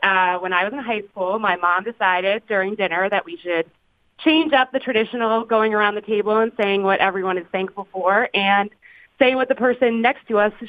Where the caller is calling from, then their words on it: Philadelphia, Pennsylvania, United States; I'm calling from Philadelphia.